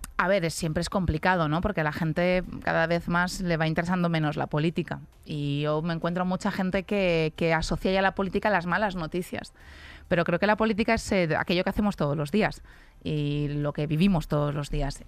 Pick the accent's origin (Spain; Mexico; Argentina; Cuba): Spain; a town in Alicante province, Valencian Community; yo que soy de Alicante, de un pueblo de Alicante